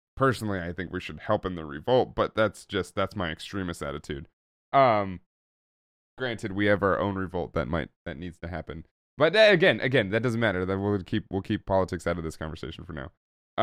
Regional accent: Oakland, California, United States; growing up in Oakland, California, which I also did.

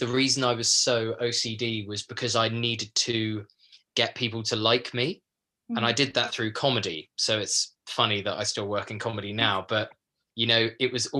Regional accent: a small village in Kent, South East England, United Kingdom; I come from a small like village in Kent

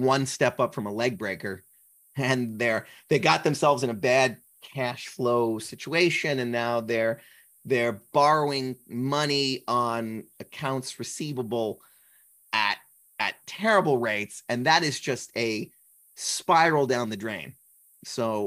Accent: New Jersey, United States; I'm from New Jersey

